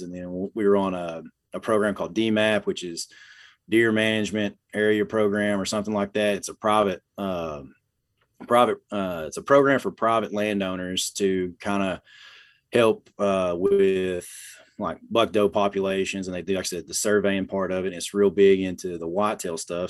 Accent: Ardmore, Oklahoma, United States; also born or lived in Atoka, Oklahoma; I was born in South Central Oklahoma, uh, in Ardmore. Uh, was raised up in that area

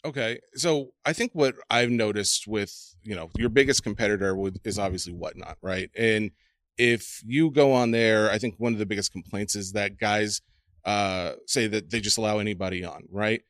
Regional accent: Nashville, Tennessee, United States; I'm born and raised in Nashville. That's the South

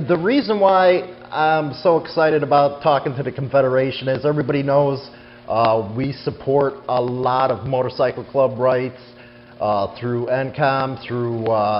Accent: Chicago, Illinois, United States; Chi-Town, my hometown.

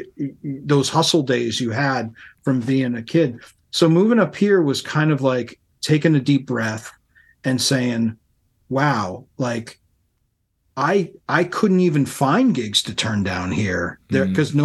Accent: Worcester, Massachusetts, United States; moved away as an adult; also born or lived in Boston, Massachusetts; now in Portland, United States; I grew up in Worcester, Massachusetts, and then I moved to Boston from there, which is only a half an hour up the road.

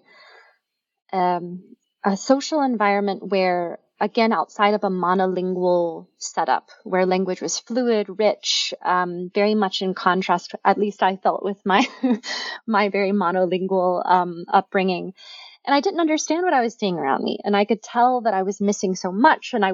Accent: Memphis, Tennessee, United States; moved away; I grew up in Memphis, Tennessee, in a city that was a place that had a very small

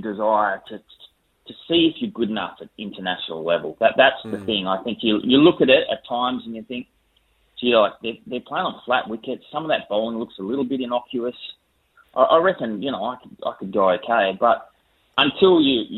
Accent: Perth, Western Australia, Australia; also born or lived in New South Wales; we moved when I was 3 to Perth, and I grew up in Perth

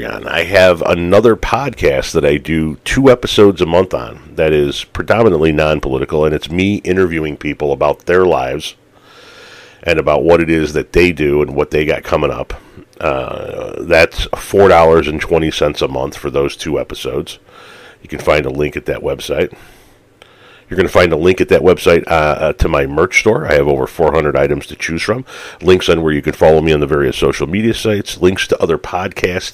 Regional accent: Chicago, Illinois, United States; I grew up in the Chicagoland area

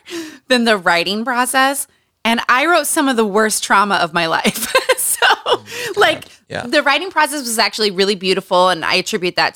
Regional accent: Utah, United States; moved away; Growing up in Utah, growing up around cults

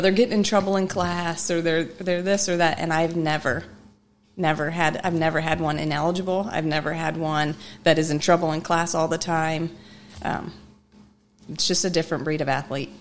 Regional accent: Mishawaka, Indiana, United States; I am originally from Mishawaka. I, um, I grew up there.

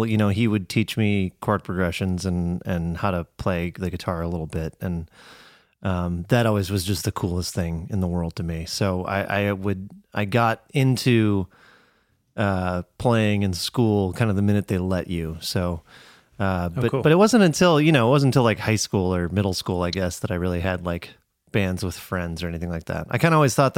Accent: Middleton, Wisconsin, United States; I'm from Middleton, Wisconsin

